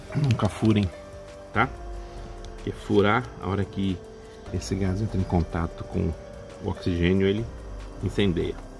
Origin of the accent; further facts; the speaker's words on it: Salesópolis, São Paulo, Brazil; sou aqui de Salesópolis, São Paulo